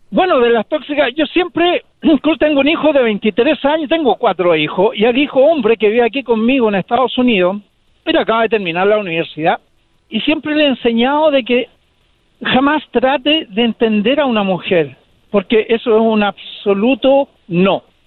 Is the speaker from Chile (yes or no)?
yes; Chile; now in United States